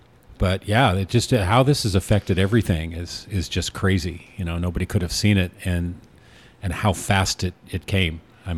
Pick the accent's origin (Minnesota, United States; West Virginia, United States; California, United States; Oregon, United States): Oregon, United States; Newport; moved away; growing up in Newport